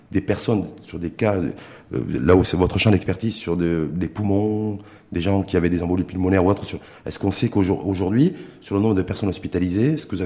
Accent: Morocco; je suis marocain

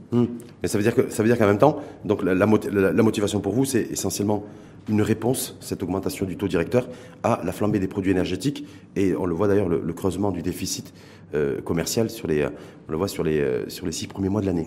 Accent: Morocco; chez nous, au Maroc

